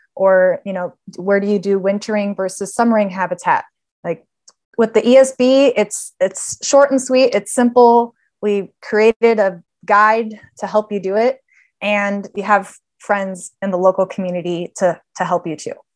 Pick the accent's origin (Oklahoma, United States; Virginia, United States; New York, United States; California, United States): California, United States; Los Angeles; also born or lived in Davis, California; I born and raised in Los Angeles, uh, in the San Fernando Valley